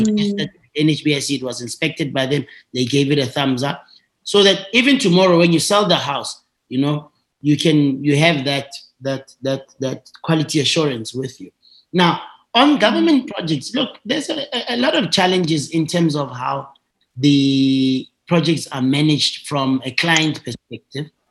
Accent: Tembisa, Gauteng, South Africa; I went to a, a, a, local school in, in the township where I grew up in Tembisa

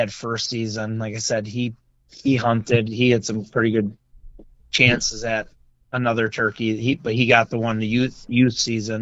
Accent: North Shore of Lake Winnebago, Wisconsin, United States; now in Stevens Point, United States; I grew up on the North Shore of Winnebago.

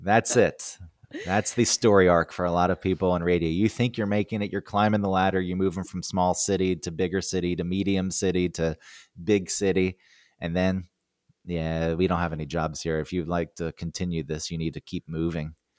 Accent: New York, United States; "Where are you from?" And I said, "New York."

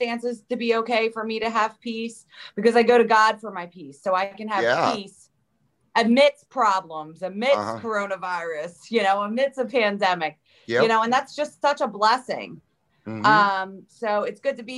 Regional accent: New Jersey, United States; I grew up in New Jersey, South Jersey. I'm about 15 minutes from Philly.

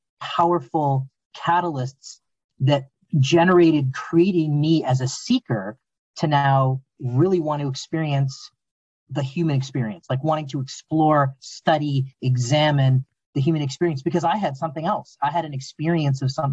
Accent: Southern Ontario, Canada; I was raised in Southern Ontario, Canada

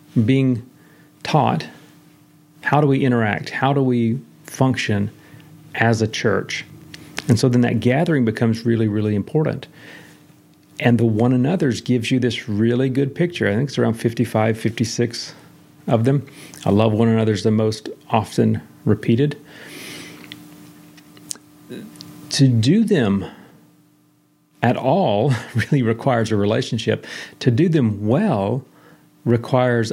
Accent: the South, United States; I'm a Baptist from the South

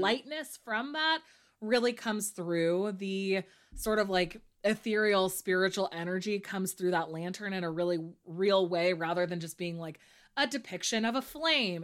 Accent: near Santa Cruz, California, United States; Santa Cruz, which is very close to my hometown

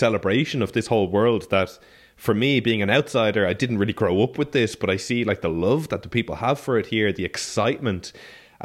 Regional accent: Ireland; now in Catalonia, Spain; being Irish and then moving over to here to Catalonia

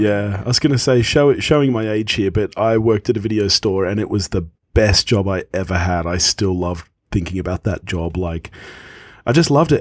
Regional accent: Australia; when I was a kid, you know, obviously growing up in Australia

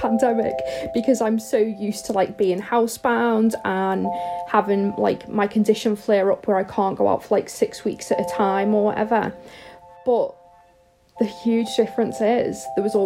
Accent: Liverpool, North West England, United Kingdom; moved away as an adult; now in Northamptonshire, United Kingdom; I'm originally from Liverpool in the UK, but I live in Northamptonshire

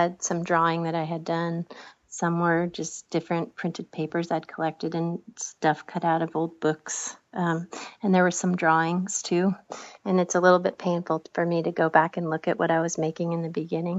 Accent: Bar Harbor, Maine, United States; also born or lived in Portland, Maine; I grew up here outside of Bar Harbor, which is on the other side of the island

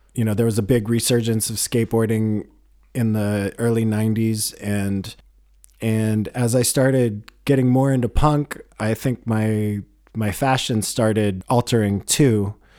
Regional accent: Boulder, Colorado, United States; Wax Tracks Records in Boulder, my hometown

